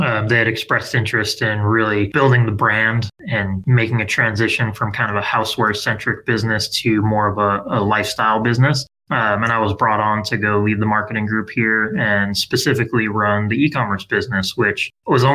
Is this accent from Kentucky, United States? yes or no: no; Southern California, United States; Born and raised in Southern California, 80s baby. So grew up skateboarding and surfing here